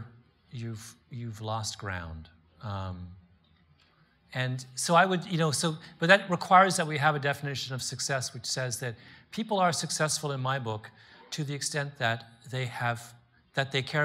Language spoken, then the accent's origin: English; Canada; moved away as an adult; also born or lived in Washington, D.C.; I grew up in Canada